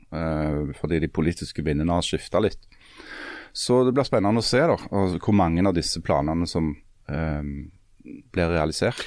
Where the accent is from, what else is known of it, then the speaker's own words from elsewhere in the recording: Svertingstad, Time municipality, Rogaland, Norway; Spør meg hvor jeg vokste opp. Hvor vokste du opp? I Svertingstad